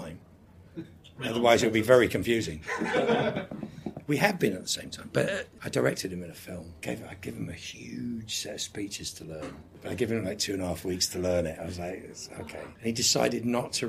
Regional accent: England, United Kingdom; moved away; also born or lived in United States; being English and having never really worked in England

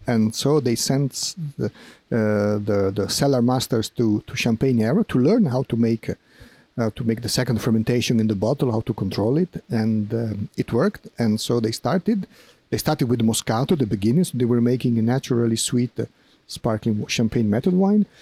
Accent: Piedmont, Italy; English is a second language; I was born and raised in Piemonte

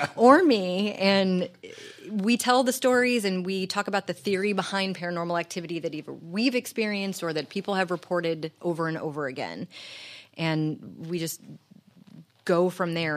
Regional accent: St. Louis, Missouri, United States; also born or lived in Jennings, Missouri; I grew up in Jennings and Baden. I am a, a North city county kid

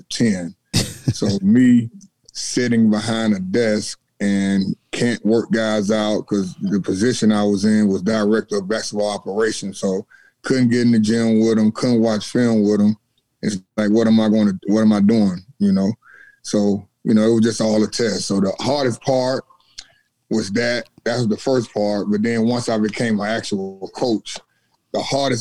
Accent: Atlanta, Georgia, United States; moved away; I'm originally from Atlanta, So it's a bordering state of South Carolina.

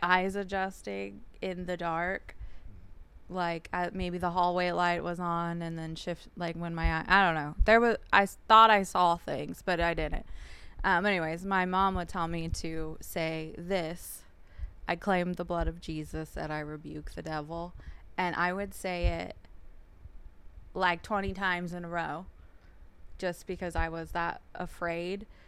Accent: San Jacinto, California, United States; also born or lived in Whittier, California; we moved to San Jacinto, California, which is in the Hemet Valley

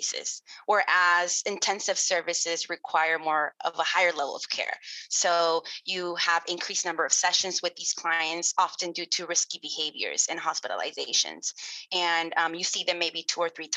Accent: Los Angeles, California, United States; I was born and raised in Los Angeles, California

